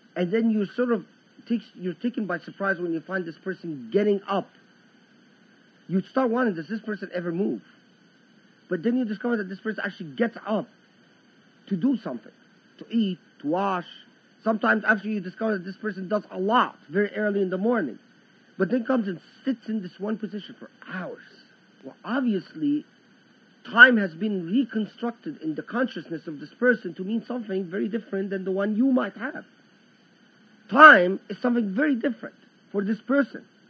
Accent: Egypt; I am from the Egyptian lands

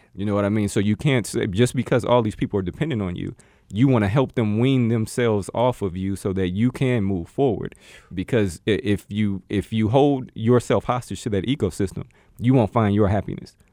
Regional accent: Gary, Indiana, United States; moved away as an adult; now in Arizona, United States; the three of us all come from Gary, Indiana, uh, right outside of Chicago

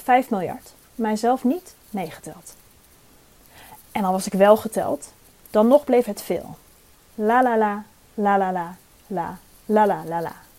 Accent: Drenthe, Netherlands; zelf kom ik uit Drenthe en hoop ik, eh, trots te blijven op mijn Drentse afkomst

